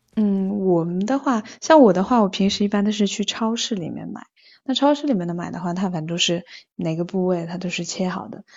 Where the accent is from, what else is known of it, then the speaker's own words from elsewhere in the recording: Taizhou, Zhejiang, China; 我是浙江台州的